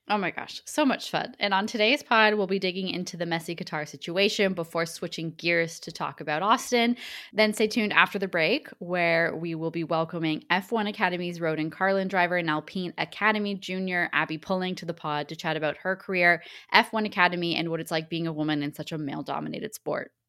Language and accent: English; Canada; accent: Canadian; my Canadian accent